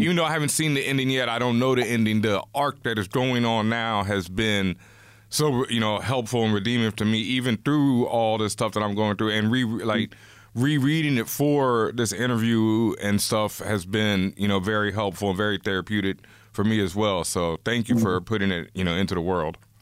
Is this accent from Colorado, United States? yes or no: no; Houston, Texas, United States; I grew up in Houston, Texas, and Houston back then was very segregated